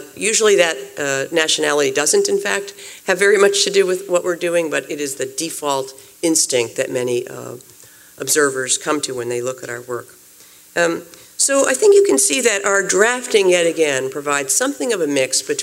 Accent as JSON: {"language": "English", "country": "United States", "said": "I am American trained, and I am a U.S. national"}